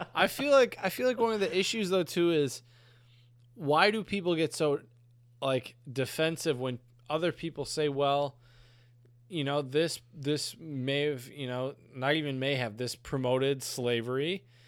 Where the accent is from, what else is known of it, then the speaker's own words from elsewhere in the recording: Northern United States, United States; as a Northerner. I'm a Yankee